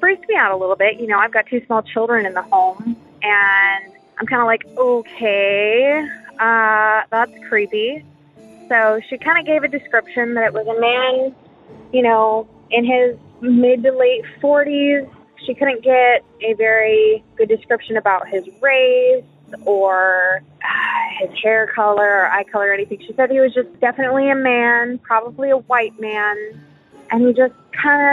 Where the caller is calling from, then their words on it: Texas, United States; I'm calling from Texas